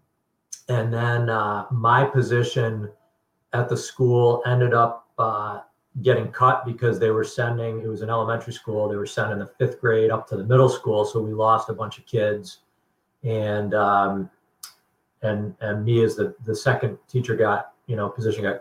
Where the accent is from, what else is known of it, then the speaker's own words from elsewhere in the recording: Connecticut, United States; growing up in Connecticut